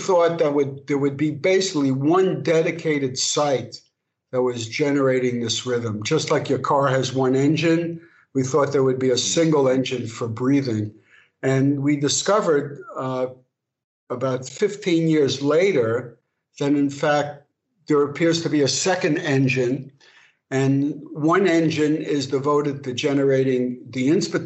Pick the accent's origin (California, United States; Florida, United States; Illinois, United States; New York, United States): New York, United States; New York City; moved away as an adult; also born or lived in Paris; now in Los Angeles, United States; So I'm proud to say I'm from Brooklyn